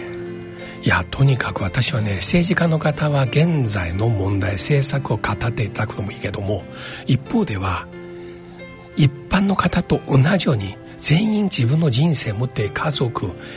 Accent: China; now in Japan; 私自身が中国出身

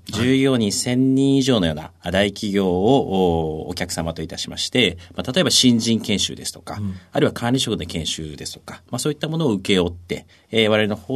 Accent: Tokyo, Japan; also born or lived in Osaka; はい、大阪生まれの東京育ち。

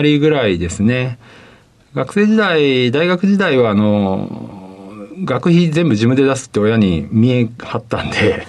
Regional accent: Osaka, Japan; 出身は大阪です

